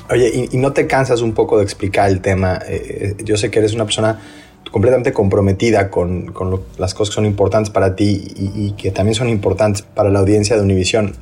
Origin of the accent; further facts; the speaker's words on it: Mexico; en mi país, en México